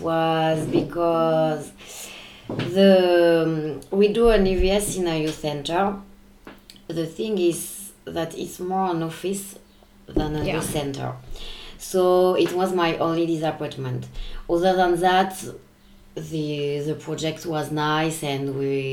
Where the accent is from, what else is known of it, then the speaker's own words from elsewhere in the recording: France; moved away as an adult; now in Karlovac, Croatia; I'm from France.